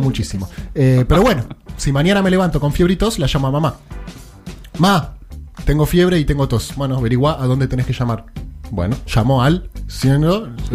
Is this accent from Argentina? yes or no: yes; Argentina